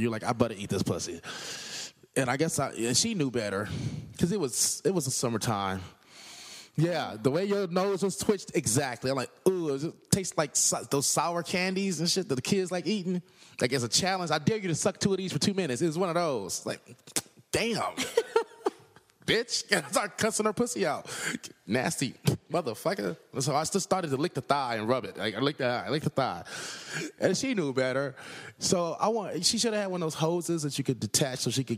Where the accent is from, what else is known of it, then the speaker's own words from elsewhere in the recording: Los Angeles, California, United States; I'm from South Central L.A.